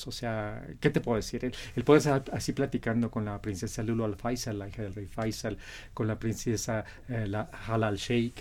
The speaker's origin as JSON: {"language": "Spanish", "country": "Mexico", "said": "Representando a, a mi México, a mi América Latina, con mucho orgullo, este, siendo exalumno de la, de la UNAM, yo soy arquitecto"}